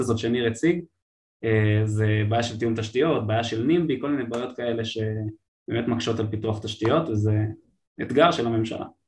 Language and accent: Hebrew; Israel